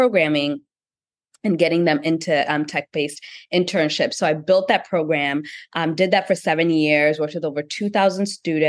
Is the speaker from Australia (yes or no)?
no; Kenya; being a young founder, being a Black founder, my intersectionality, being also Kenyan, all of these different things.